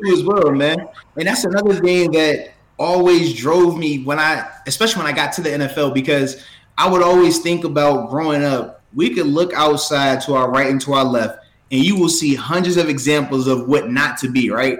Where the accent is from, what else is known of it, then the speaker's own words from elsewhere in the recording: Portsmouth, Virginia, United States; I'm from Portsmouth, Virginia, where I was born